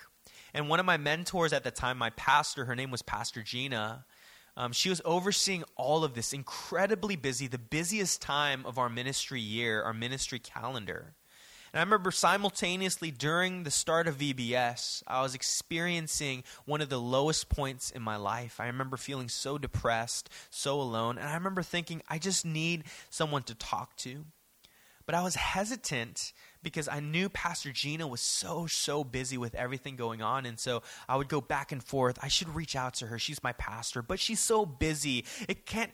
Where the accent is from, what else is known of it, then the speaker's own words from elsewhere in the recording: Daly City, California, United States; growing up in Daly City